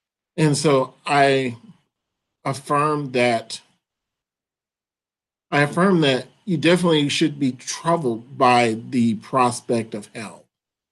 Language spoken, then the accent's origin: English; Atlanta, Georgia, United States; moved away as an adult; also born or lived in Dallas, Texas / Louisville, Kentucky; now in Grand Rapids, United States; I am originally from Atlanta, Georgia